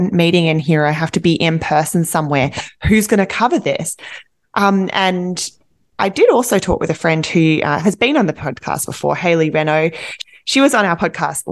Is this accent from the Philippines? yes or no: no; Australia; now in Vancouver, Canada; I'm Australian